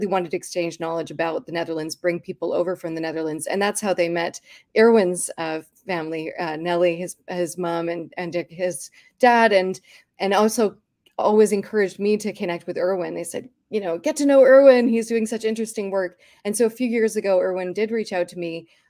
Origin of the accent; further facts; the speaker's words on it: Vancouver, British Columbia, Canada; both of us were born, actually, I was born here in Vancouver to Dutch parents. My parents actually weren't part of the 1950s sweep. My dad came out in 1968 to the Netherlands, or to Vancouver from the Netherlands.